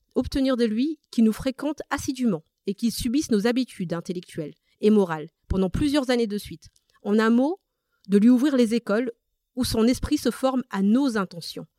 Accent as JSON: {"language": "French", "country": "Madagascar", "tie": "born or raised there", "first_language": "Malagasy", "second_language": "French", "moved": "yes", "lives_now": "France", "said": "je suis née à Madagascar, euh, j'ai toujours parlé malgache"}